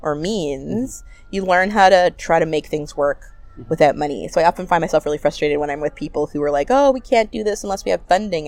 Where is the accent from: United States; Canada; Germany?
Canada; Ottawa, Ontario; I'm born and raised in Ottawa